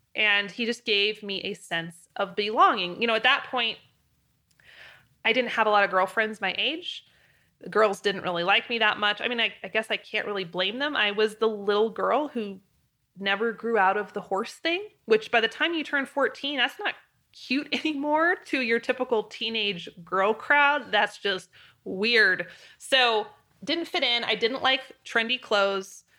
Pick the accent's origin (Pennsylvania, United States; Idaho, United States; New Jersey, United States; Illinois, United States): Idaho, United States; Moscow; moved away as an adult; also born or lived in Wyoming; University of Idaho was in my hometown